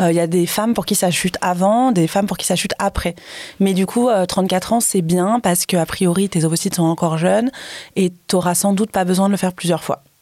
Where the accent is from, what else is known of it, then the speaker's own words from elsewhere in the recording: Paris, Île-de-France, France; Donc on est parisien, mais on vient quand même de, plein mhm. d'endroits différents.